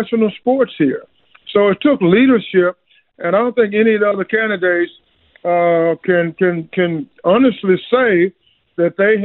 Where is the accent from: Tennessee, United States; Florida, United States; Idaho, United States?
Tennessee, United States; Memphis; my hometown, Memphis, Tennessee